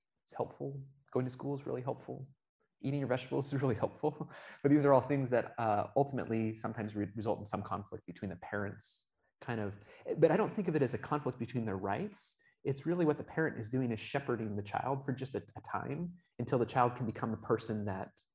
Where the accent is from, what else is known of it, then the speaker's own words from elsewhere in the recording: Oregon, United States; now in Utah, United States; I grew up in Oregon